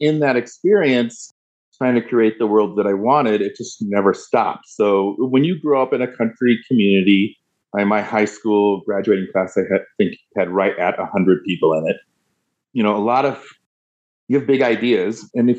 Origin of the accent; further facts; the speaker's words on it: Oregon, United States; when growing up in Southern Oregon. Now, I'm not poo-pooing that space at all. It gave me my roots. It gave me a lot of security. I have deep and abiding relationships with people that I grew up with still to this day.